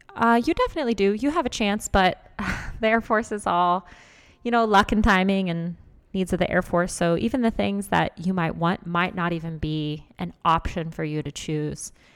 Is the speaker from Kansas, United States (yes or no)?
yes; Lawrence, Kansas, United States; I'm from Lawrence, Kansas.